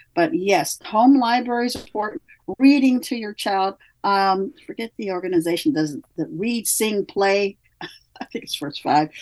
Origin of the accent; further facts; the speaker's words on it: Midwest, United States; now in California, United States; I come from the Midwest. We have a very strong work ethic there.